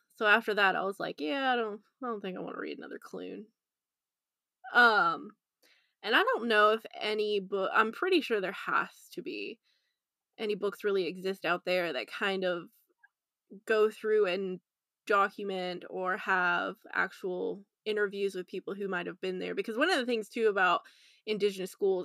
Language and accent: English; United States; I'm the American here